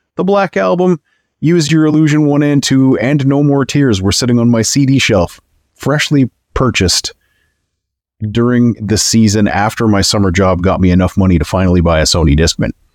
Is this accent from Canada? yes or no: yes; Canada; I know I'm Canadian